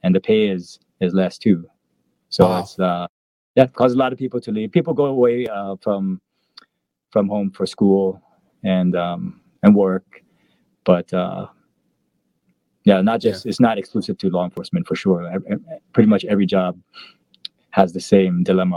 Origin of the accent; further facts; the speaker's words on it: Aiea, Hawaii, United States; moved away as an adult; also born or lived in Washington; now in Bellevue, United States; I'm from Aia, Hawaii on Oahu